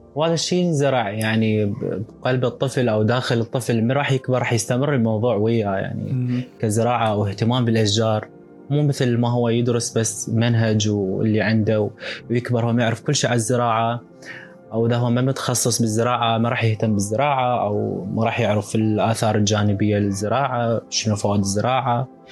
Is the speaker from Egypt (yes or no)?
no; Iraq; إحنا كعراقيين وكحضاراتنا